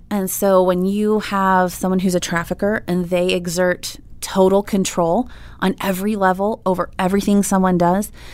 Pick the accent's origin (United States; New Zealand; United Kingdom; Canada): United States; Des Moines, Iowa; moved away as an adult; now in Oklahoma, United States; I'm from Des Moines, Iowa